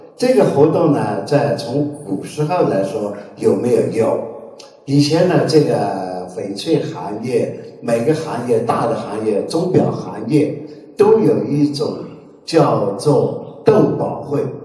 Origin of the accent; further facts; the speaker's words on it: Kunming, Yunnan, China; 在我年轻的时候，有一个在昆明流传的一句，那个要用昆明话来说，这叫我们昆明人哪点不如人